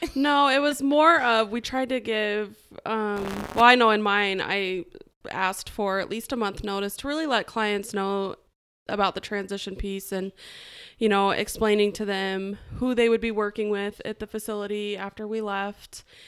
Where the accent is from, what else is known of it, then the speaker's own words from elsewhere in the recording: Idaho, United States; moved away as an adult; also born or lived in Atlanta, Georgia; I'm originally from Idaho, and when I was eighteen, I moved to Atlanta, Georgia